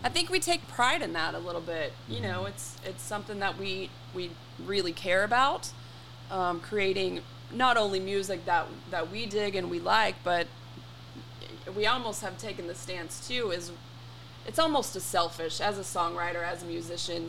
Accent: Frisco, Texas, United States; We grew up on Santa Rosa in oh, Frisco, yeah. Texas.

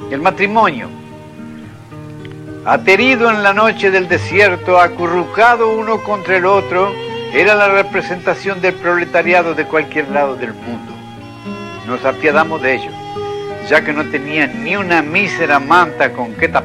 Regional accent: Buenos Aires, Argentina; born there; yo nací el año 1900, en pleno verano, verano de Buenos Aires

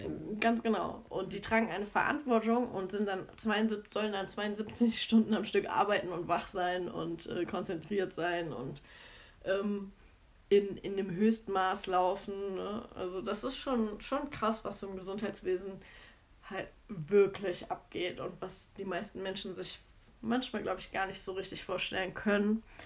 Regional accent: Cologne, North Rhine-Westphalia, Germany; ich komme ursprünglich aus Köln.

